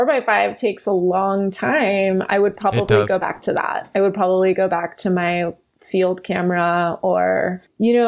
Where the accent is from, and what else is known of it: East Coast, United States; now in Los Angeles, United States